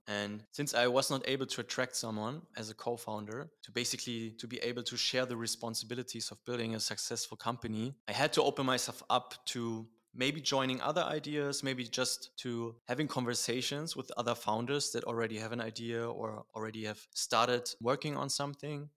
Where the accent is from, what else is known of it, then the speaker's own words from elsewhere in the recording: Berlin, Germany; born and raised in Berlin.